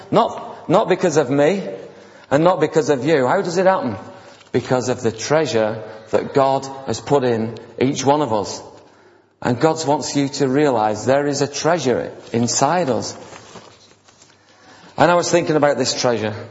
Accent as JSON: {"language": "English", "country": "India", "lives_now": "United Kingdom", "said": "Now, when we came on from India, the pastor was saying that, many people got healed. And so I said, well, that's okay, I'm in England now"}